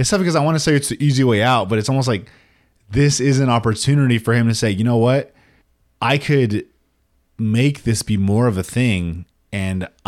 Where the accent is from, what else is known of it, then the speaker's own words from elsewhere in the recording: Denver, Colorado, United States; I'm from Denver, so I'm a Broncos Broncos fan.